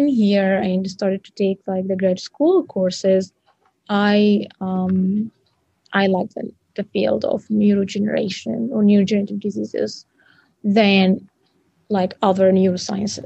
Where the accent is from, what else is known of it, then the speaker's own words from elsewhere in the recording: Egypt; moved away as an adult; now in Grand Rapids, United States; Cairo University in Egypt, my home country.